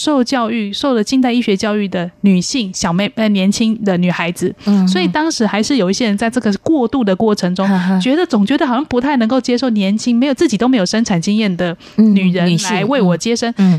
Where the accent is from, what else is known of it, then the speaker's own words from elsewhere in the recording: Taipei, Taiwan; 我是台北长大的，